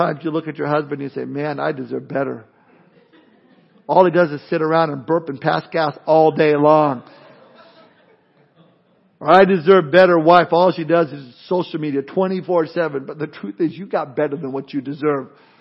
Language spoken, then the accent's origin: English; Southern California, United States; moved away; growing up in Southern California, where I grew up